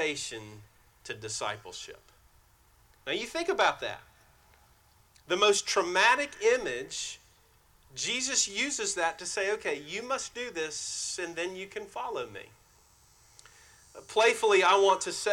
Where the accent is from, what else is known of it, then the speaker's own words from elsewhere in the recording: White Oak, South Carolina, United States; I grew up in White Oak, South Carolina, a small community.